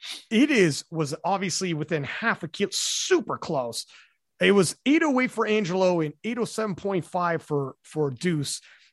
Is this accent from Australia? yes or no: no; Canada; because I'm Canadian. That's a Canadian remark right there.